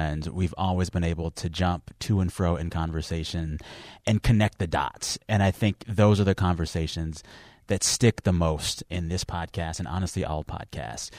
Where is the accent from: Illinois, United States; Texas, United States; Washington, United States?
Texas, United States; San Antonio; I am from San Antonio, Texas, and I will rep that city and that state till the end of time. And no matter what, that's always home